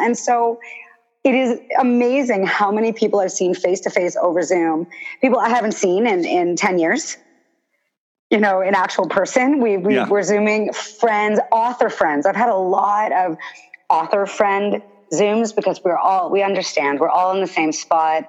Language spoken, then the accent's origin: English; Toronto, Ontario, Canada; born and raised in Toronto